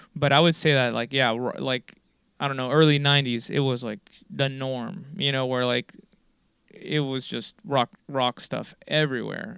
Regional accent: Miami, Florida, United States; born or raised there

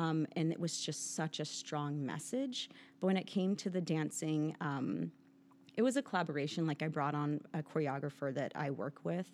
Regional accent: San Pedro, California, United States; also born or lived in Kansas City, Missouri; the local ballet school in San Pedro, California, where I grew up

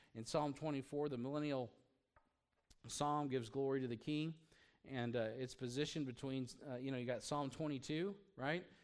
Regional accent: United States; being an American

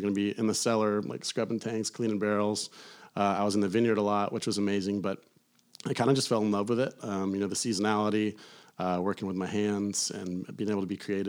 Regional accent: Atlanta, Georgia, United States; moved away as an adult; also born or lived in Tallahassee, Florida / Charleston, South Carolina / Napa Valley, California; I grew up in Atlanta or outside of Atlanta, went to school in Tallahassee, Florida State.

